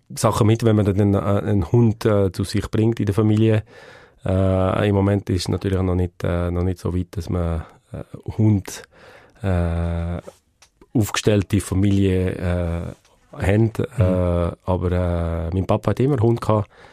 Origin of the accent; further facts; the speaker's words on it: Le Pâquier, Neuchâtel, Switzerland; in Le Bunione aufgewachsen, Bunione. das ist bei dem Skigebiet Bunione-Savanière auf dem Nordflanke vom, vom Chascal. Man kommt entweder von Neuenburg oder von Saint-Imier rauf. Äh, dort bin ich aufgewachsen